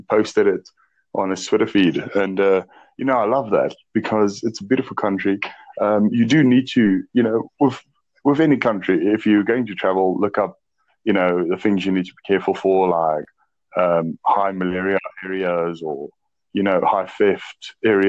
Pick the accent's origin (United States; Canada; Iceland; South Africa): South Africa; Well, Bill, actually, I'm 29 as well. I'm from South Africa.